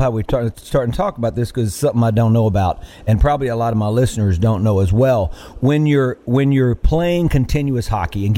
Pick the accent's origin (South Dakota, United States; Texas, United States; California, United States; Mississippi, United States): Mississippi, United States; also born or lived in Nashville; where I grew up in Mississippi, that we just didn't have hockey